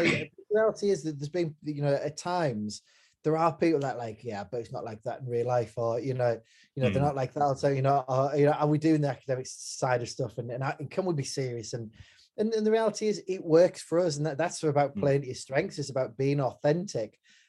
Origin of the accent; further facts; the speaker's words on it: Hartlepool, North East England, United Kingdom; moved away as an adult; now in Fleetwood, United Kingdom; I'm very much proud of my working class roots. I'm from Hartlepool in the Northeast.